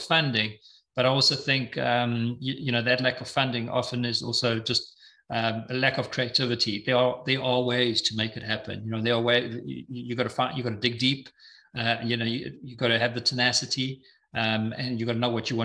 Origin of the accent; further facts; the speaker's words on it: Eswatini; moved away; I'm originally from Swaziland, now known as the Kingdom of Eswatini